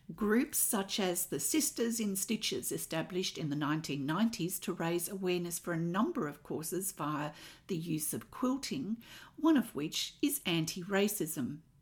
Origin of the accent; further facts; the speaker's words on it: Australia; I'm an Australian textile artist